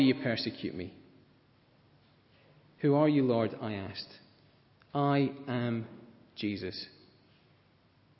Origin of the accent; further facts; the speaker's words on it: Scotland, United Kingdom; I like being Scottish